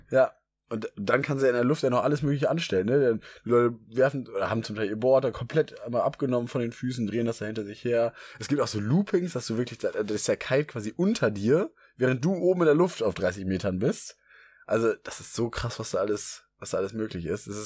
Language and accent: German; Hamburg, Germany; In Hamburg als Hamburger